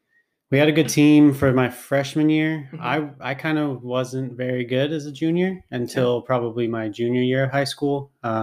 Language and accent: English; Long Beach, California, United States; also born or lived in Los Angeles / Signal Hill; I grew up in Southern California in Long Beach. It's just south of LA. Basically my whole life. I was born in Los Angeles, and then we lived in Signal Hill. I didn't play golf then, but we moved to Long Beach, and I was there from basically 5 years old till I basically went to college.